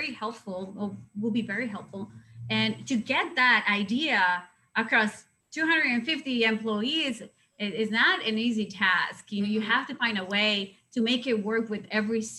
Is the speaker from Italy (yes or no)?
no; Mazatlán, Sinaloa, Mexico; English is a second language; moved away; my hometown is the best